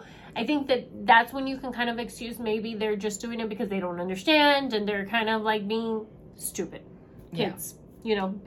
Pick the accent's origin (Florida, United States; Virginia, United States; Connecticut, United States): Florida, United States; South Miami; moved away; I grew up in South Miami.